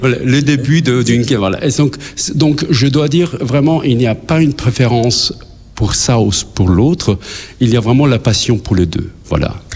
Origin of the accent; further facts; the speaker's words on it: Pristina, Kosovo; now in Luxembourg; dans mon pays natal à Pristina. J'ai grandi là, j'ai vécu là